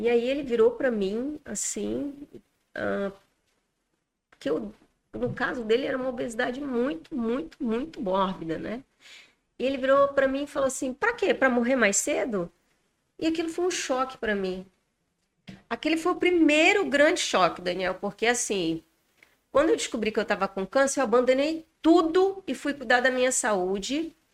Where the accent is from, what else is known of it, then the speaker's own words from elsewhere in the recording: Porto Velho, Rondônia, Brazil; now in Manaus, Brazil; Sou natural de Porto Velho, Rondônia. Estou em Manaus há apenas um ano e dois meses.